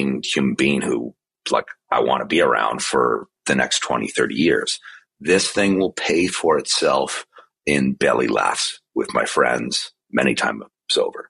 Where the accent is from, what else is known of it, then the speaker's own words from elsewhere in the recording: Canada; where I grew up in Canada